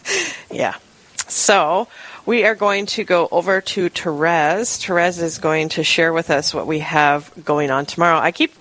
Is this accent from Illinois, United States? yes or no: no; Rapid City, South Dakota, United States; now in Sioux Falls, United States; So growing up in Rapid City, you heard nothing but about the flood. I was born in 78